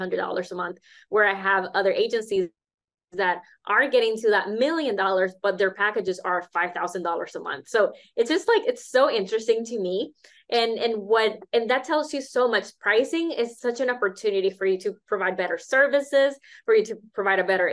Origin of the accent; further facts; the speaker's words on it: Nicaragua; also born or lived in United States; I come from Nicaragua